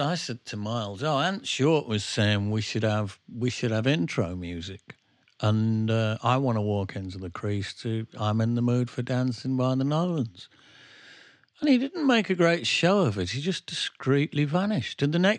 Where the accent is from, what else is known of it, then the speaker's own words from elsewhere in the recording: England, United Kingdom; Well, I wouldn't know, mate, because I'm English.